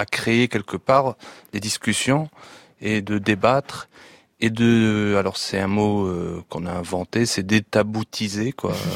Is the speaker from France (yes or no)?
no; Tunisia; internautes tunisiens